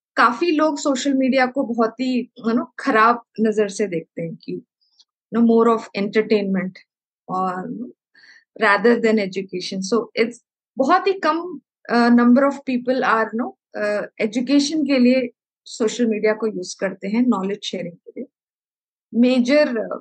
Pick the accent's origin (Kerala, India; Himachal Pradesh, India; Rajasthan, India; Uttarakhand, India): Kerala, India; also born or lived in Nagpur, India / Amravati, India; now in Chennai, India; मैं केरला से बिलोंग करती हूँ एंड आई पढ़ाई मैंने नागपुर से की है